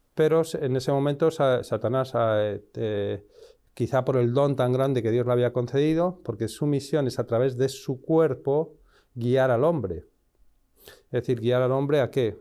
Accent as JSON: {"language": "Spanish", "town": "Madrid", "region": "Community of Madrid", "country": "Spain", "tie": "born or raised there", "moved": "yes", "said": "soy nacido en España, en, Madrid"}